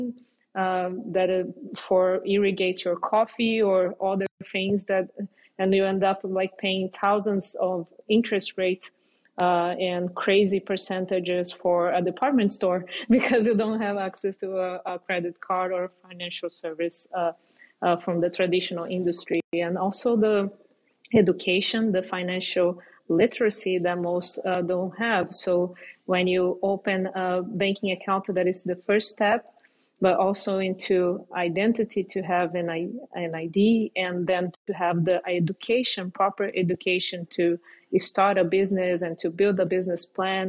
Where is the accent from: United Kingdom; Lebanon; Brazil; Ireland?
Brazil; growing up in Brazil